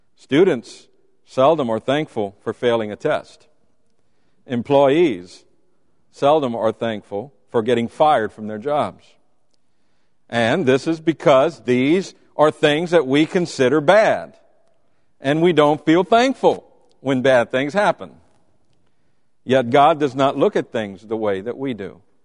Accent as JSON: {"language": "English", "country": "United States", "said": "as American Christians"}